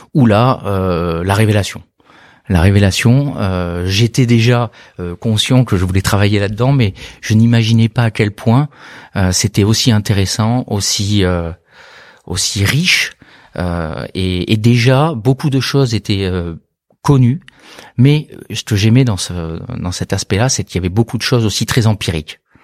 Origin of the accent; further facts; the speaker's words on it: Bordeaux, Nouvelle-Aquitaine, France; je suis né à Bordeaux, pas du tout issu du monde du vin, mais originaire de Bordeaux, amoureux de la région